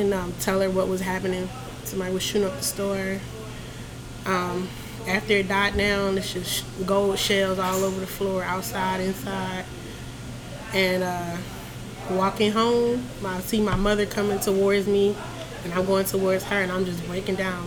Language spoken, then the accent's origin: English; Philadelphia, Pennsylvania, United States; now in Augusta, United States; I was born in Philadelphia.